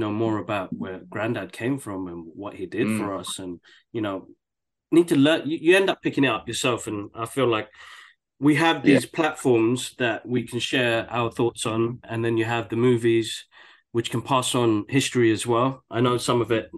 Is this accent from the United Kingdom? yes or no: yes; London, United Kingdom; growing up in the UK, I mean, born and raised in Tottenham